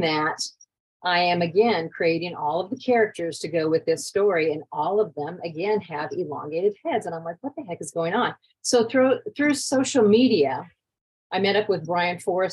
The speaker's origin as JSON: {"language": "English", "region": "Iowa", "country": "United States", "said": "I'm from Iowa"}